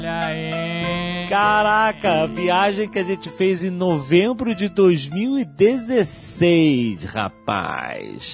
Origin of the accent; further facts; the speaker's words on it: Brazil; accent: Brazilian; o nosso sotaque de brasileiro